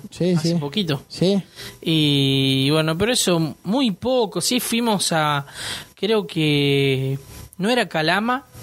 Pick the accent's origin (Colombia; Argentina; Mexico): Argentina; Leones, Córdoba; nosotros somos del interior de Córdoba, de Leones